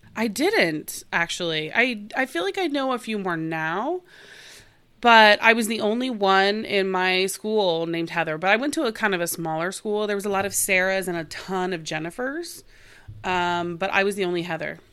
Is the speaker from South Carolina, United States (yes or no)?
no; Oklahoma, United States; moved away as an adult; now in Los Angeles, United States; I'm originally from Oklahoma, and I went to Oklahoma State University